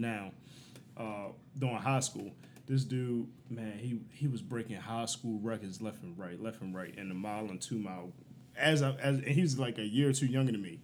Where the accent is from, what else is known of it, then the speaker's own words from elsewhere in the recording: Baltimore, Maryland, United States; I'm from Baltimore, Northeast Baltimore.